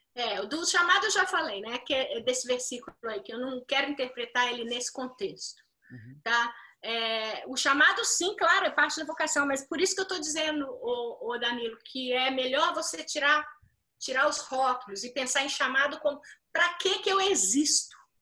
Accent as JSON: {"language": "Portuguese", "country": "Brazil", "said": "você tem um senso de identidade coletiva, que isso a gente tem muito forte no Brasil"}